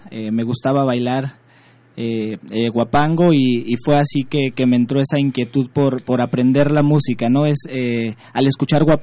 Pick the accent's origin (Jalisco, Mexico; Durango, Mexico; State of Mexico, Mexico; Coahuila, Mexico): State of Mexico, Mexico; also born or lived in northern Veracruz / southern Tamaulipas; soy originario y nacido en el Estado de México. Ajá pero con un profundo arraigo en el norte de Veracruz y el sur de Tamaulipas